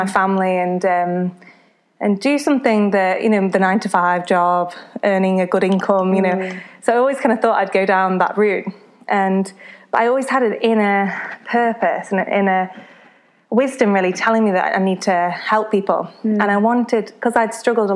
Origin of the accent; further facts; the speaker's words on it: Congleton, North West England, United Kingdom; I grew up, my hometown is Congleton in Cheshire, and yeah, I always kind of stayed around here